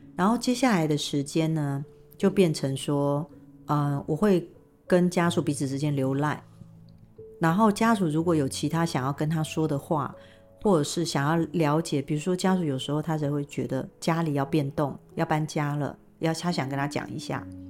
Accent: Taiwan; 最主要我们是台湾人

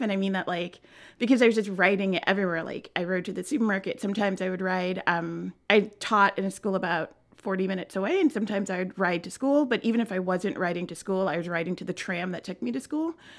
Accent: New York City, New York, United States; also born or lived in Flushing, Queens / Vermont / France / New Hampshire; I grew up on the easternmost edge of Queens in a little place called Bayside

